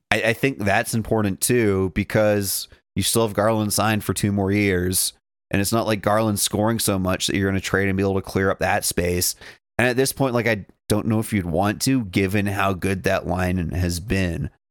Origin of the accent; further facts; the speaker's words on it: Dawson Creek, British Columbia, Canada; I'm from Dawson